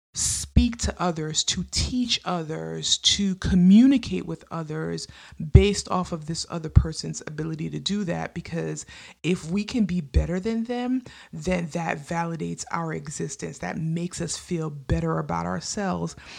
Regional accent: New York, United States; I lived in New York. I grew up in New York

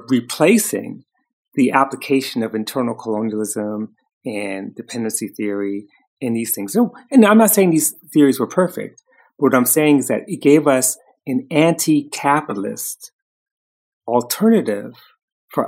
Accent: New York City, New York, United States; We grew up in Harlem in the 60s and early 70s

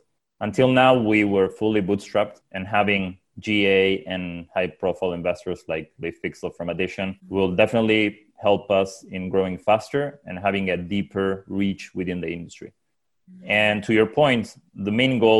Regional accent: Uruguay; now in San Francisco, United States; I'm originally from Uruguay, now based out of San Francisco

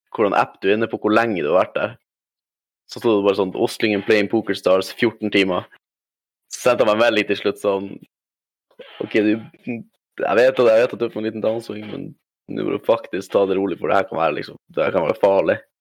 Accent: Alta, Finnmark, Norway; moved away; also born or lived in Harstad, Troms; Jeg kommer fra Nord-Norge

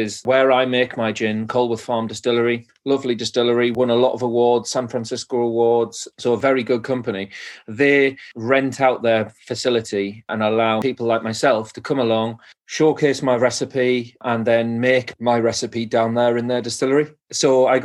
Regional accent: Cornwall, South West England, United Kingdom; We always say in Cornwall, we're separate from England, but we're not part of England

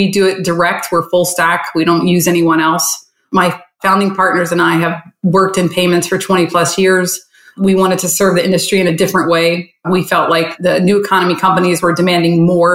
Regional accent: Charleston, West Virginia, United States; moved away as an adult; also born or lived in Miami, Florida; now in Fort Lauderdale, United States; So I grew up in Charleston, West Virginia. I left there when I was 18

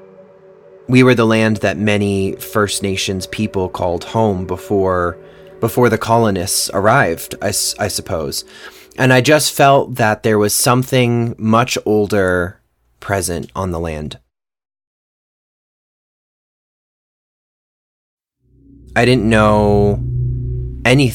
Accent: Orleans, Massachusetts, United States; I grew up in Orleans, Massachusetts, on a little peninsula that sticks out into the ocean called Cape Cod

